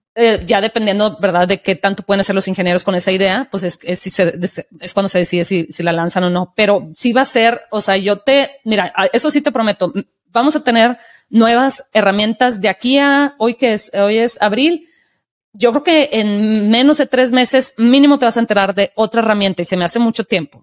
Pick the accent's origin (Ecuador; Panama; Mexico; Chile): Mexico; desde mi experiencia como mexicana y de la ciudad donde crecí